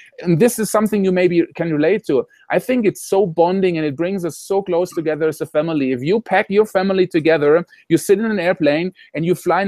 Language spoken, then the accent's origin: English; Germany; moved away as an adult; now in Costa Rica; I come from Germany, from Europe